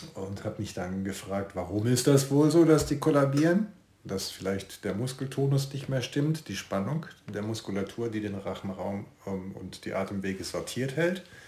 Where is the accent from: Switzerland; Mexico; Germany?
Germany; Karlsruhe, Baden-Württemberg; now in Siegburg, Germany; geboren bin ich in Karlsruhe, wohne aber jetzt in Siegburg, das ist südlich von Köln